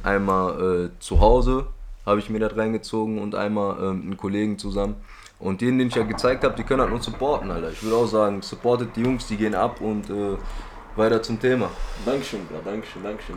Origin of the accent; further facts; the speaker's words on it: Duisburg, North Rhine-Westphalia, Germany; also born or lived in Hamburg; ich komme aus Duisburg